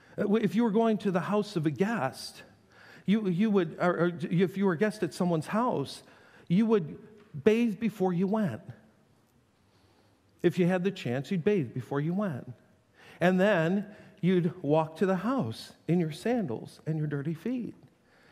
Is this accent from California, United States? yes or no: no; Western New York, United States; I grew up in Western New York, but I'm telling you, hillbilly at heart